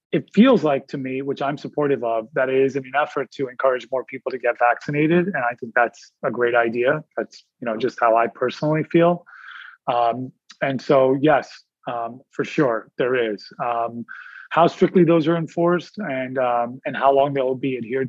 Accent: India; I'm Indian

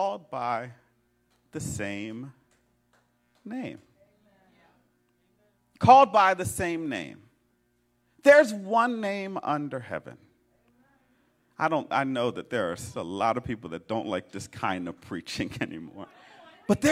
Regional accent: Philadelphia, Pennsylvania, United States; I'm a Philadelphian, right? I'm from West Philly

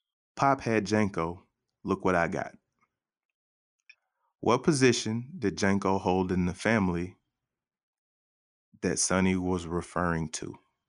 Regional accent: Arkansas, United States; born there; I was born in Southern Arkansas. I was born in Southern Arkansas. My R at the end doesn't roll the right way, so you have to forgive me.

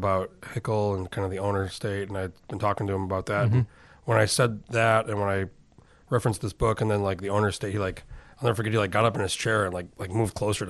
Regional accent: New Mexico, United States; now in Alaska, United States; I'm from New Mexico.

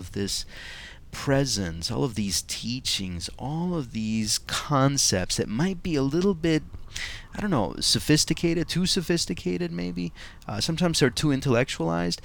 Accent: Montclair, New Jersey, United States; I've created a meetup group here in my hometown of Montclair, New Jersey

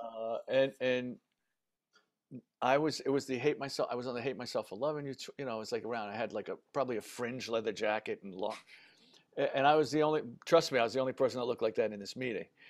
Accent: New York City, New York, United States; I grew up in the Bronx.

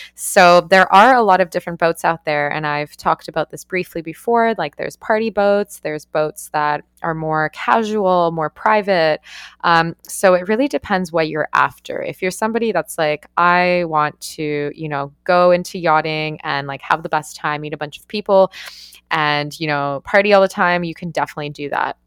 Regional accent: Canada; moved away as an adult; also born or lived in Australia / New Zealand; I'm Canadian

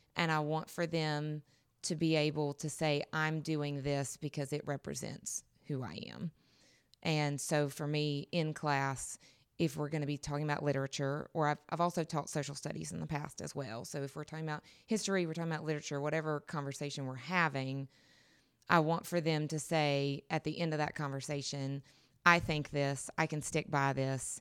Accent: North Carolina, United States; I'm originally from North Carolina, western half of the state

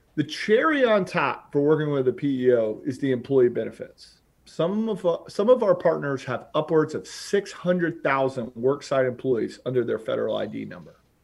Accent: Charlotte, North Carolina, United States; moved away as an adult; also born or lived in New York City; now in Gainesville, United States; from Charlotte, North Carolina. I grew up on fourteen acres, uh, outside of Charlotte with my, my lovely family

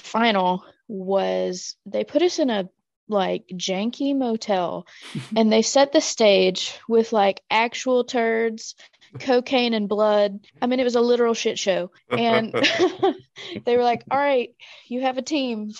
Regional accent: Mississippi, United States; moved away as an adult; now in Chattanooga, United States; I grew up in Mississippi, kind of in a good bit of poverty

